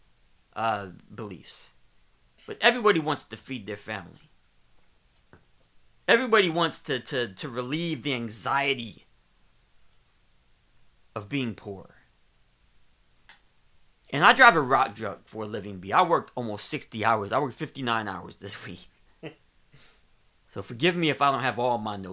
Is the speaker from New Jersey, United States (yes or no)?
no; Ohio, United States; I'm from Ohio